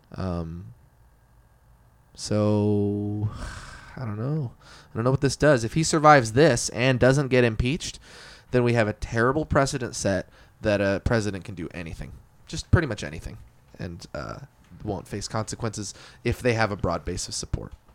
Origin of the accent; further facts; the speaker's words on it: Eugene, Oregon, United States; growing up in North Eugene